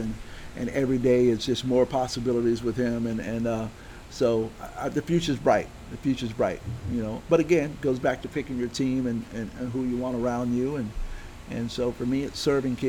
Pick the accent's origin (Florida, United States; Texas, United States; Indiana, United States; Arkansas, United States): Florida, United States; Baldwin; I grew up in Baldwin